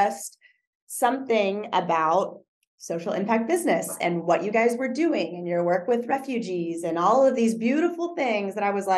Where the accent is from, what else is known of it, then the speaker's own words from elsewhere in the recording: Texas, United States; I'm from Texas